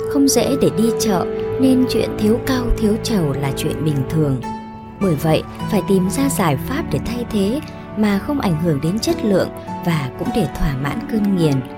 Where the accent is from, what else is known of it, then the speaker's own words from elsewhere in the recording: My Thanh village, Hiep Duc, Quang Nam, Vietnam; làng Mỹ Thạnh thuộc Hiệp Đức, Quảng Nam quê tôi nghèo